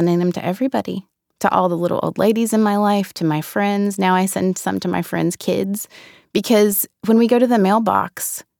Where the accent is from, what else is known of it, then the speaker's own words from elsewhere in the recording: the South, United States; Growing up in the South, there's such a rich history of oral tradition down there.